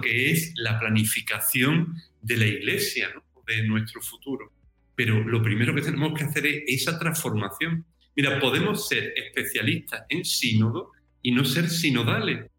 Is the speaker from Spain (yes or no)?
yes; Algodonales, Andalusia, Spain; moved away as an adult; also born or lived in Jerez de la Frontera / Seville / San Fernando / Madrid; now in Rome, Italy; yo soy natural de un pueblo del sur de España, de Algodonales, en Cádiz